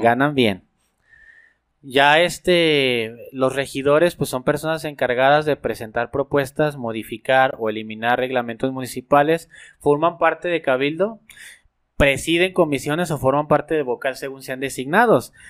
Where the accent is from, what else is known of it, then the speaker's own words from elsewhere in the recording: Aguascalientes, Mexico; Nosotros somos de Aguascalientes